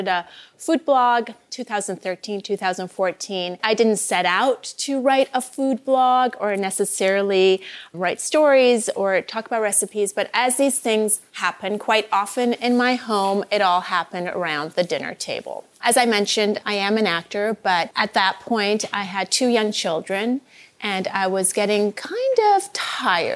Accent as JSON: {"language": "English", "town": "Vancouver", "region": "British Columbia", "country": "Canada", "tie": "born or raised there", "also_born_or_lived": "Iran", "moved": "as an adult", "lives_now": "Los Angeles, United States", "said": "I grew up in Vancouver, BC."}